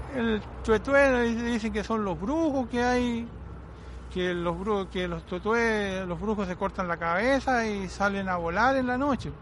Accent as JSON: {"language": "Spanish", "region": "Ñuble", "country": "Chile", "said": "nuestra idiosincrasia como chilenos y como, en este caso, habitantes de la, de la provincia de Ñuble"}